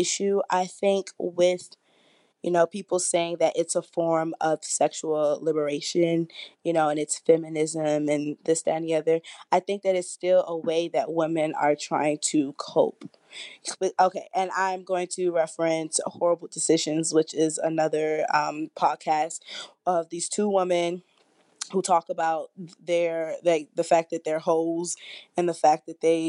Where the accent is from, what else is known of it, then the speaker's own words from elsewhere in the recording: Washington, District of Columbia, United States; I'm from Washington, D.C.